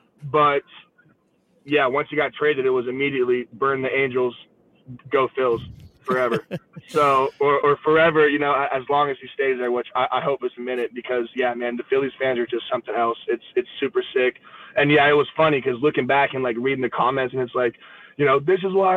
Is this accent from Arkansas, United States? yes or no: no; Pittsburgh, Pennsylvania, United States; I was born in Pittsburgh.